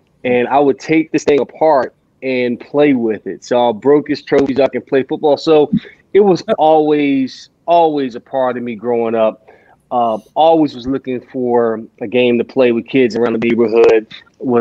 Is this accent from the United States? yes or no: yes; Philadelphia, Pennsylvania, United States; I grew up in Pennsylvania, Philadelphia